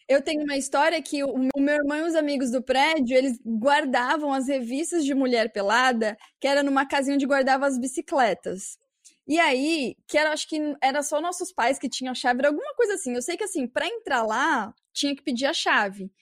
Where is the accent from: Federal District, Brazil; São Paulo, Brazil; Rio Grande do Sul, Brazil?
São Paulo, Brazil; eu era da biboca de São Paulo